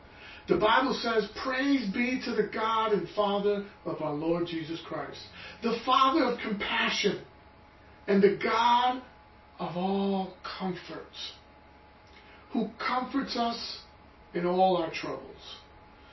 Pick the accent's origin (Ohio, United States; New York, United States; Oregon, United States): New York, United States; New York City; I was born and raised in Brooklyn